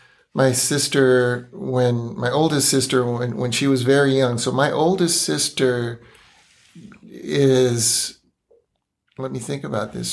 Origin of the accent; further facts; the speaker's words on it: Los Angeles, California, United States; Not in Monrovia, Southern California. I was born in Los Angeles at St. Vincent's.